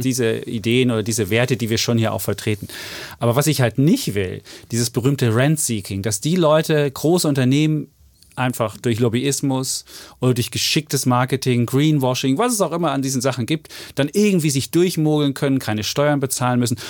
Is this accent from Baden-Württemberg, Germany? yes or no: no; Leipzig, Saxony, Germany; moved away; aus meiner Vergangenheit Leipzig wohnend und meine Heimatstadt bin ich RB Leipzig-Fan